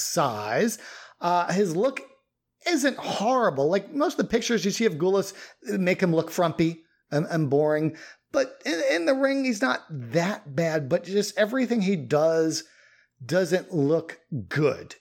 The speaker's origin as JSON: {"language": "English", "area": "Long Island", "region": "New York", "country": "United States", "tie": "born or raised there", "said": "I grew up on Long Island"}